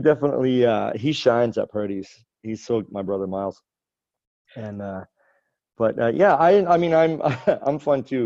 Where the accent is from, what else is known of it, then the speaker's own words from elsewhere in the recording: West Bay Centre, Newfoundland and Labrador, Canada; I grew up in a small town, actually just across the bay from where I live right now, in another small town in Newfoundland, Western Newfoundland, called West Bay Center.